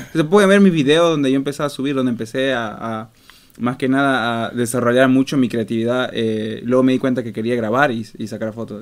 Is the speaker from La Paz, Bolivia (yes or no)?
no; Montero, Santa Cruz, Bolivia; now in Stockholm, Sweden; yo soy de Bolivia, eh, de la, del pueblo, de, la ciudad pequeñita llamada Montero